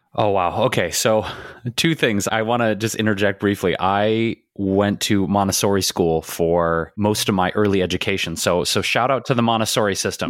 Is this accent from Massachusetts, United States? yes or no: no; Detroit, Michigan, United States; we grew up in Detroit